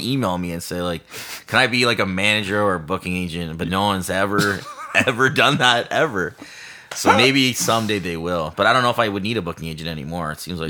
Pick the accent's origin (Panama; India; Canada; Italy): Canada; Hamilton, Ontario; also born or lived in North Bay / Peterborough; I grew up in Hamilton, okay. And then I went to school in North Bay